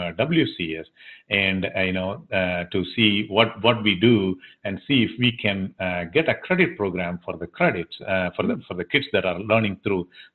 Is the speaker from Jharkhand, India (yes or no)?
no; Tamil Nadu, India; first language Tamil; English is a second language; also born or lived in Nashville, Tennessee; now in Tennessee, United States; I grew up a part of India that this language is dominant